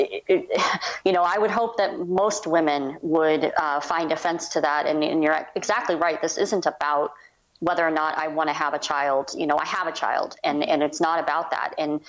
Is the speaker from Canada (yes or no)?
yes; Canada; being Canadian, it's just, you know, he's just astounded that these arguments are still happening